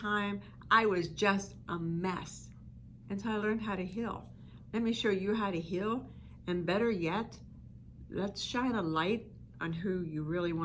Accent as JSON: {"language": "English", "region": "East Coast", "country": "United States", "tie": "born or raised there", "said": "I'm from the East Coast, and in the summer we'd have the windows open, and I could hear the choo-choo trains, because I'm from a steel mill type town"}